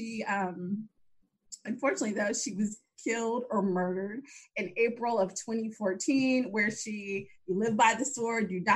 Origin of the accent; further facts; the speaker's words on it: Chicago, Illinois, United States; my hometown, Chicago